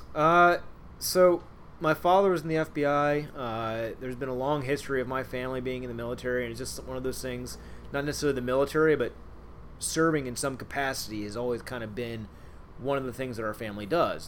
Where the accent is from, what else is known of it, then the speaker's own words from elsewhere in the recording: Cincinnati, Ohio, United States; moved away as an adult; also born or lived in Pearl Harbor, Hawaii / Millington, Tennessee; now in Groton, United States; I'm from Cincinnati